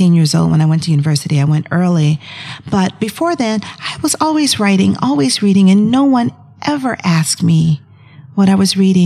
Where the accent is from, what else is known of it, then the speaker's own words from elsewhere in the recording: Atlanta, Georgia, United States; I grew up in Atlanta, Georgia, so I'm a Southerner